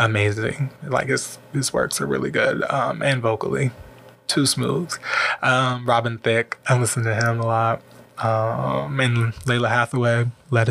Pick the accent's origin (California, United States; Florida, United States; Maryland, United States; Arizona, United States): Maryland, United States; Prince George's County; moved away as an adult; now in Los Angeles, United States; I'm from Prince George's County, Maryland